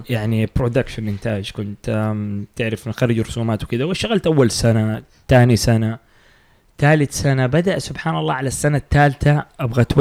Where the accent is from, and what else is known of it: Saudi Arabia